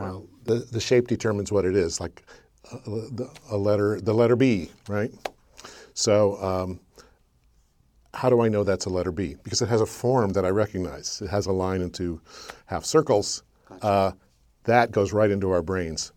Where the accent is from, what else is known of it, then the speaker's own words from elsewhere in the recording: Burbank, California, United States; I was born in Burbank, California